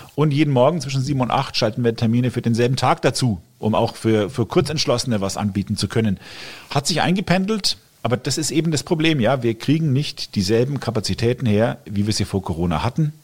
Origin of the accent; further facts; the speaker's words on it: Fürth district, Middle Franconia, Bavaria, Germany; also born or lived in Coburg; ich bin gebürtiger Coburger, habe immer hier in Mittelfranken gewohnt, zumindest hier aufgewachsen, im Landkreis Fürth